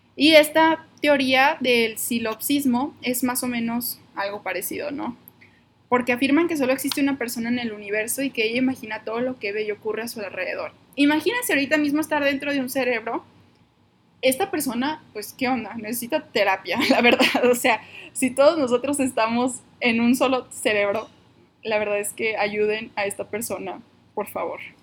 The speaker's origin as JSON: {"language": "Spanish", "town": "Monterrey", "region": "Nuevo León", "country": "Mexico", "moved": "yes", "lives_now": "Guadalajara, Mexico"}